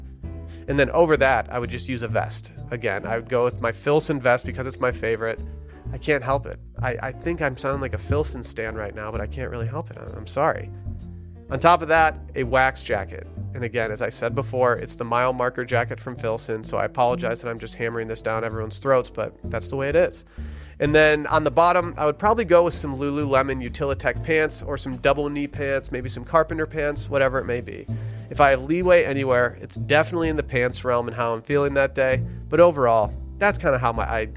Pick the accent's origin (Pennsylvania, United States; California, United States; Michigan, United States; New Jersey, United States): Michigan, United States; Harbor Springs; my hometown of Harbor Springs, Michigan